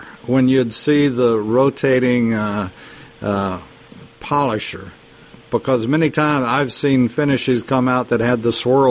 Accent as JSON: {"language": "English", "region": "Texas", "country": "United States", "said": "being a poor boy from Texas"}